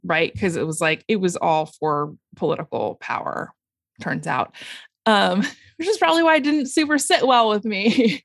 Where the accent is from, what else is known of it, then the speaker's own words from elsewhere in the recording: Portland, United States; I uh, grew up, was born and raised in Portland